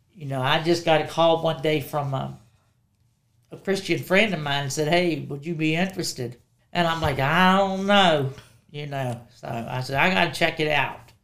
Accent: Woodstock, Virginia, United States; also born or lived in Strasburg, Virginia; now in Harrisonburg, United States; I grew up in Woodstock, Virginia.

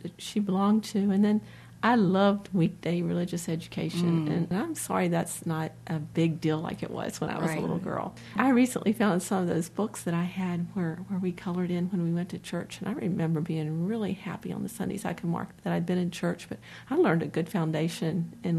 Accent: North Carolina, United States; born there; I'm native to the area, although I was born in North Carolina, so I'm a true blue Tar Heel fan.

